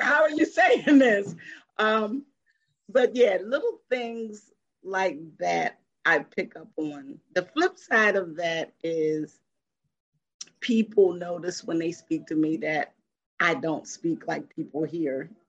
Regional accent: Philadelphia, Pennsylvania, United States; moved away as an adult; I am originally from Philadelphia and I moved here in 1997

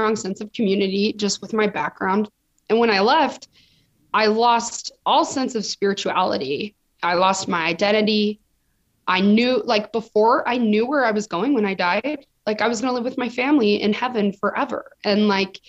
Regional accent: Provo, Utah, United States; now in Los Angeles, United States; I was born and raised Mormon in Provo, Utah. So the epicenter of Mormons, that's where I'm from

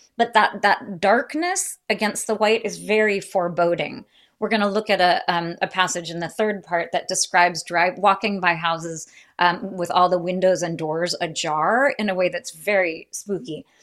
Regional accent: United States; as an American

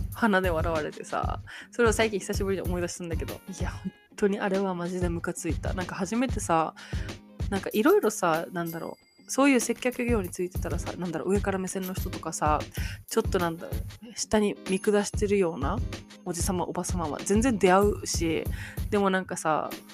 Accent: Japan; moved away as an adult; now in United States; 生まれも育ちも日本ですよ

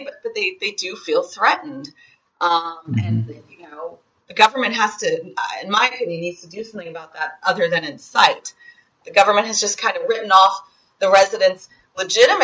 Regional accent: United States; moved away; also born or lived in Bethlehem, West Bank; as a American Jew who holds Israeli citizenship

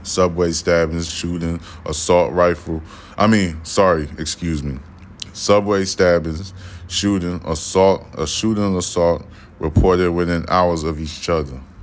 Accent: New York City, New York, United States; I'm from Brooklyn.

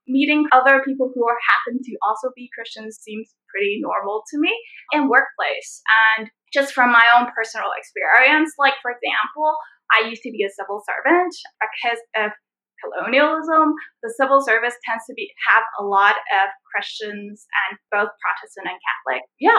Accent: Canada; now in Hong Kong; It's just like, I'm also a Canadian.

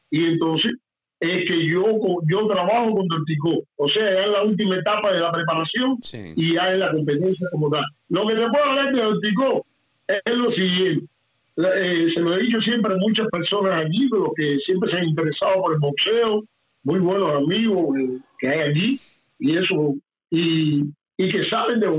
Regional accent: San Fernando de Camarones, Cienfuegos, Cuba; Aunque bueno, soy de la provincia de Cienfuegos, pero mi terruño es San Fernando de Camarones. Siempre quiero aclarar esto porque

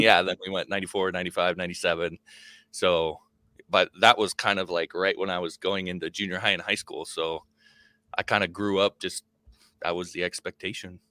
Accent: Nebraska, United States; also born or lived in Wyoming; I wasn't born in Nebraska, but I grew up in Nebraska. Born in Wyoming and moved to Nebraska when I was five

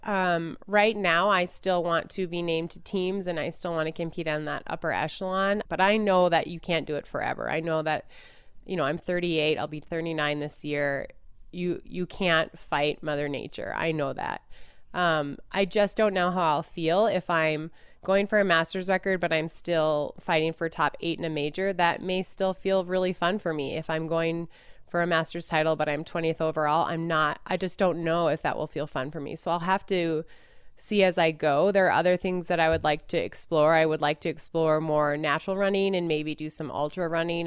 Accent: Duluth, Minnesota, United States; I grew up in Minnesota

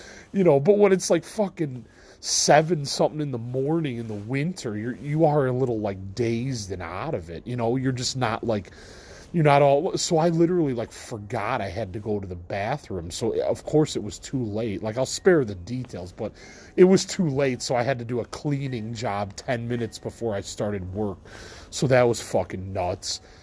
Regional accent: Midwest, United States; I'm from the Midwest of the you know United States.

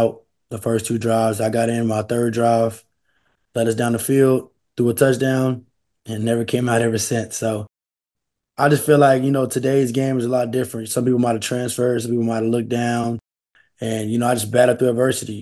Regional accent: Converse, Texas, United States; also born or lived in Schertz, Texas; I'm from Converse area. I was at the powerhouse, Dim and Steel. I moved to go to Shirts Clemens for high school

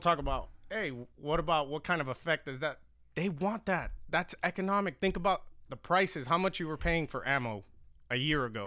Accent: Miami, Florida, United States; I grew up in Miami, late eighties, or just nineties

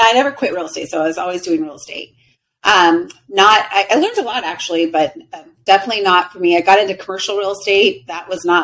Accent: Riverside, California, United States; moved away as an adult; also born or lived in Huntington Beach, California; now in Scottsdale, United States; I grew up in Riverside, California, and I got out of there when I was 18 to the beach

